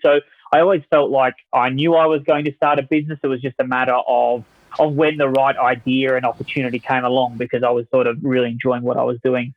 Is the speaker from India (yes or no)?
no; Adelaide, South Australia, Australia; accent: Australian; moved away; my accent um, is from Australia, so that, that's really my, my background. I was um, born in Australia, a town called Adelaide, South Australia, a beach town. I did my marketing degree there at college